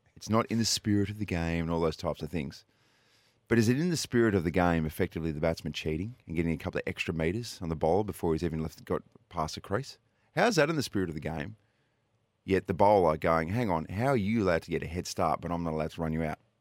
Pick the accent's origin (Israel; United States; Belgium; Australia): Australia; New South Wales; now in Adelaide, Australia; They're from Wagga Wagga, New South Wales. I'm originally from New South Wales